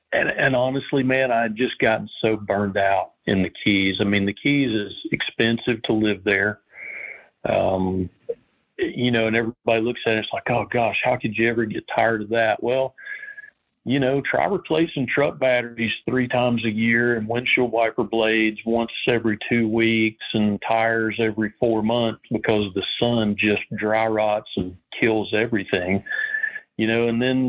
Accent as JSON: {"language": "English", "region": "Tennessee", "country": "United States", "tie": "born or raised there", "also_born_or_lived": "Western North Carolina, United States", "said": "growing up in Southern Appalachia and East Tennessee and Western North Carolina and those mountains."}